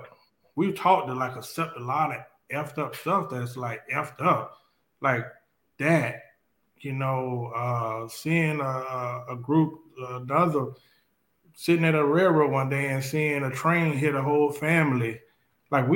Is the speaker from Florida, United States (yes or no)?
yes; Riviera Beach, Florida, United States; I grew up in Revere Beach